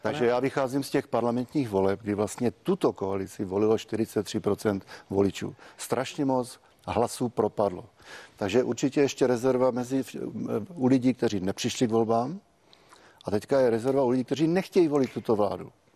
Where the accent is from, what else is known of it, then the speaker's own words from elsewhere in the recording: Moravia, Zlín Region, Czechia; u nás na Moravě